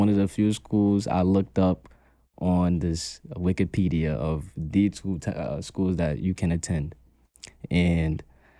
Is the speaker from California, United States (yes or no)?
no; Brooklyn, New York, United States; I'm from New York. I'm from Brooklyn.